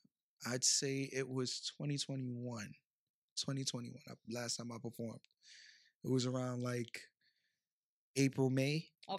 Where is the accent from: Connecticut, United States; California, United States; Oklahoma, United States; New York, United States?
New York, United States; Bronx; also born or lived in Brooklyn; But I was raised in the Bronx, yes.